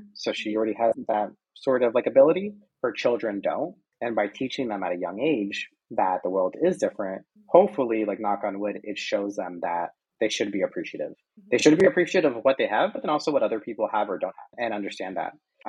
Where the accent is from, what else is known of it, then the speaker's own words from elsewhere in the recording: United States; And but I still kind of like am aligned in that way because I'm American.